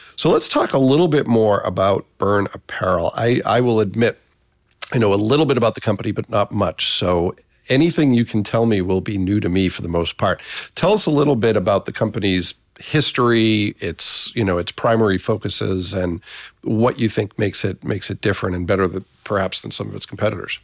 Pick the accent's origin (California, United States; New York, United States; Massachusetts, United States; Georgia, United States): Massachusetts, United States; moved away; also born or lived in Northeast Indiana; I spent about half my life in Massachusetts, but most of my career has been in Northeast Indiana